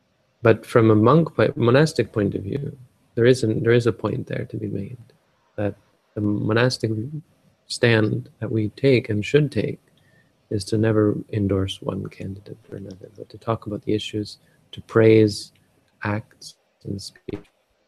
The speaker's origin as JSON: {"language": "English", "country": "Canada", "said": "Like we are, I am Canadian."}